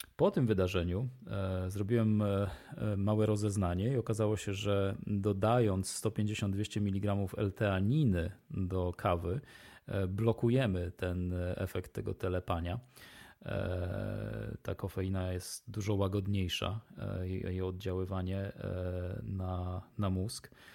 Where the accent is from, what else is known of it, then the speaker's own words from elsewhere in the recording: Poland; moi przodkowie e, i ja pochodzimy z rejonu e, geograficznego, który nie wymaga dostarczania soli e, przez dwie trzecie świata